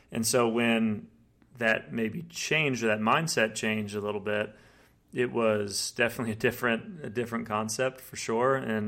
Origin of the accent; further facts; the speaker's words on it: Colorado, United States; moved away as an adult; also born or lived in Virginia; I grew up in Colorado. I'm the youngest of six children.